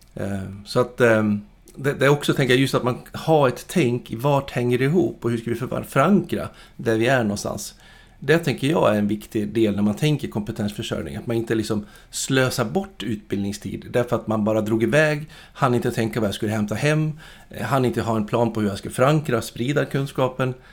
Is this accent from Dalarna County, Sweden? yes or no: yes; Dalarna County, Sweden; född och uppvuxen uppe i Dalarna